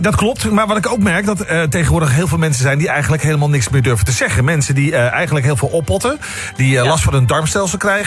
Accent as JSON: {"language": "Dutch", "town": "Amsterdam", "region": "North Holland", "country": "Netherlands", "tie": "born or raised there", "said": "ik ben opgegroeid in de Amsterdamse Zandbak"}